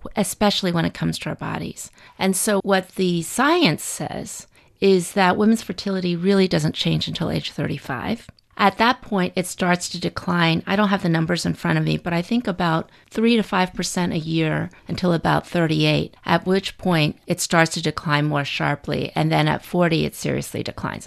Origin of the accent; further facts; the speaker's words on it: United States; I'm a Chinese American. I'd lived in the United States my whole life